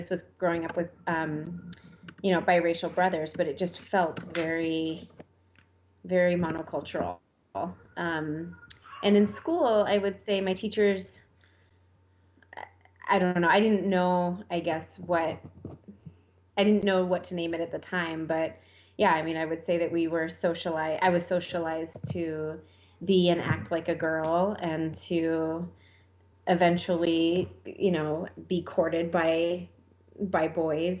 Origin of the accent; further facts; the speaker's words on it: Junction City, Oregon, United States; I grew up in Junction City, Oregon, alongside Ryan and two other siblings